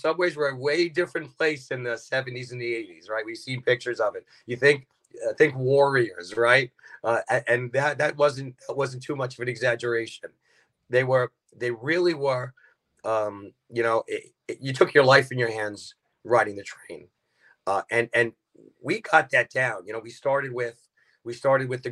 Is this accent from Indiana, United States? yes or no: no; New York City, New York, United States; Grew up in Brooklyn, born and raised